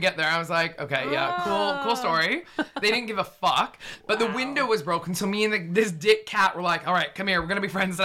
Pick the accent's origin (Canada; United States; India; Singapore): Canada; Vancouver, British Columbia; moved away as an adult; also born or lived in Toronto; now in London, United Kingdom; I'm from Vancouver